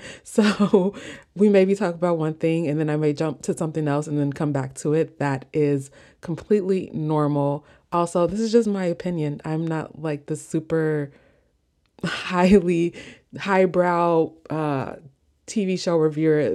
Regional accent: Midwest, United States; accent: Midwestern; my Midwestern accent

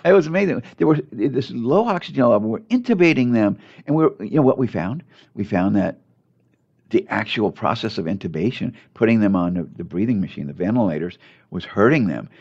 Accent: Torrance, California, United States; I grew up in Torrance

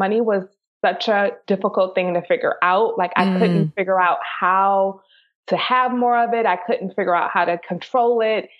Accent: Detroit, Michigan, United States; moved away; I grew up in Detroit, Michigan.

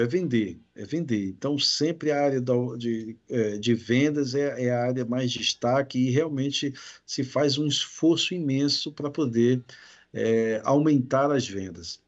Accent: Belém, Pará, Brazil; now in Espírito Santo, Brazil; sou de Belém do Pará, lá do norte

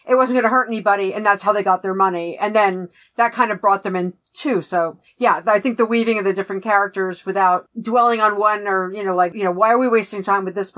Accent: New York, United States; accent: New York; I'm a New York Jew

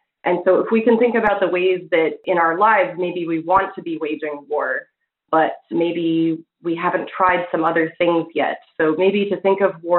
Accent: Illinois and Kansas, Midwest, United States; moved away as an adult; now in Vancouver, Canada; I spent most of my youth as growing up in Illinois and in Kansas. Fast forward a few years, I moved from the U.S. to Vancouver

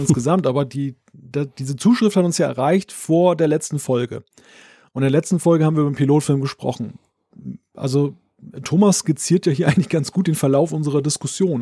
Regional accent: Germany; als Deutscher

